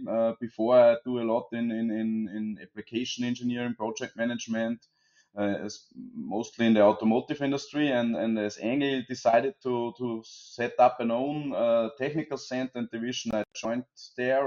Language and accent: English; Austria; as you hear from me and from …, we are both from Austria